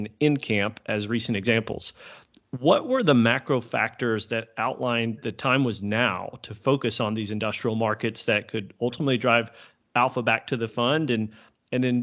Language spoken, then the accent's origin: English; Texas, United States; I'm a Texan.